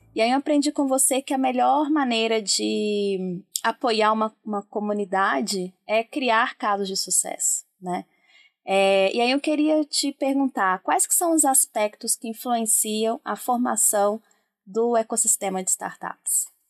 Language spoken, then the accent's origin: Portuguese; Brazil; a gente, enquanto brasileiro